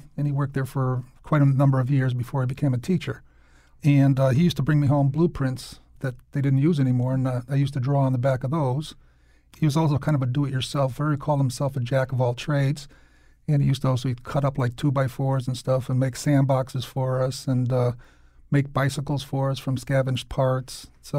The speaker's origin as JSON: {"language": "English", "town": "New Britain", "region": "Connecticut", "country": "United States", "tie": "born or raised there", "also_born_or_lived": "Hartford", "said": "Yeah, I was actually born in Hartford, but then immediately we moved to New Britain."}